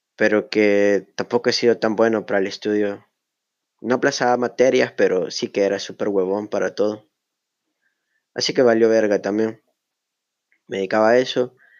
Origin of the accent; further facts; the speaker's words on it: El Salvador; Soy del Salvador.